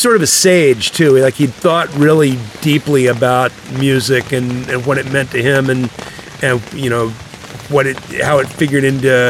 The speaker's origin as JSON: {"language": "English", "region": "North Carolina", "country": "United States", "tie": "born or raised there", "also_born_or_lived": "Virginia", "said": "Yeah, you know, I grew up in North Carolina and Virginia"}